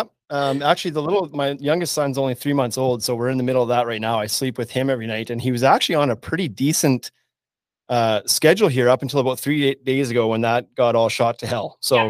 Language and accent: English; Saskatchewan, Canada; now in Regina, Canada; I am a longtime resident of Regina, Saskatchewan. I grew up around Southern Saskatchewan, came to the U of R for school in 1999